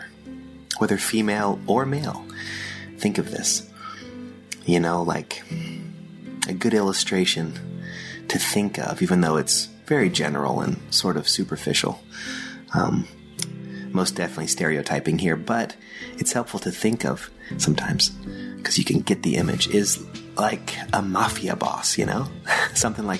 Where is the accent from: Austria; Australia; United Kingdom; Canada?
Austria; moved away; In the German language, which is where I grew up in Austria, speaking German.